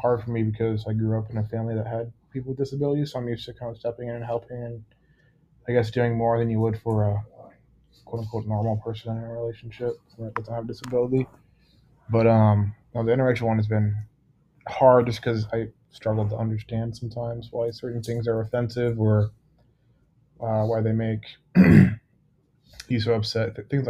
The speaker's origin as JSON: {"language": "English", "town": "Cedar Rapids", "region": "Iowa", "country": "United States", "said": "Cedar Rapids."}